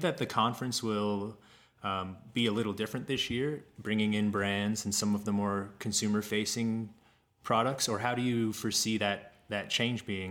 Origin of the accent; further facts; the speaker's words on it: Kansas, United States; moved away as an adult; also born or lived in Colorado; I moved away from Kansas. I grew up there mm-hmm. outside of Kansas City